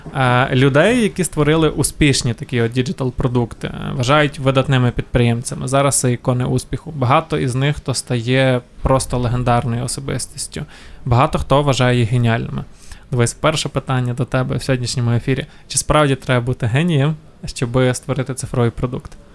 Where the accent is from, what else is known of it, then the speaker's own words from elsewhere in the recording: Ukraine; в нас в Україні